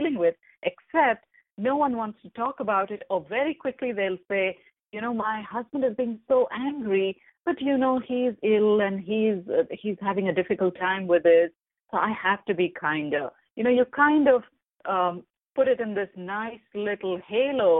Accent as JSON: {"language": "English", "country": "India", "moved": "yes", "said": "I come from India"}